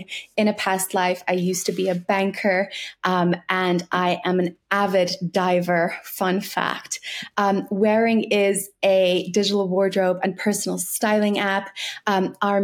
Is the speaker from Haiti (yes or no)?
no; South Africa; now in London, United Kingdom; So I'm South African